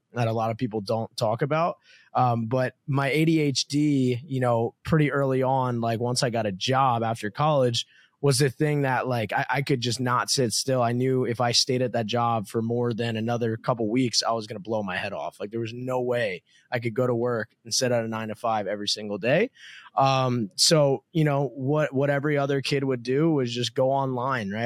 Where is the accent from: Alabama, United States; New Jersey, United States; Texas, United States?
New Jersey, United States; moved away as an adult; now in Miami, United States; I grew up in New Jersey to a middle class family